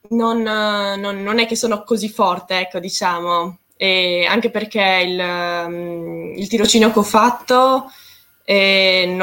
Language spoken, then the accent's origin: Italian; Trieste, Friuli-Venezia Giulia, Italy; io vengo da Trieste, ho sempre vissuto là praticamente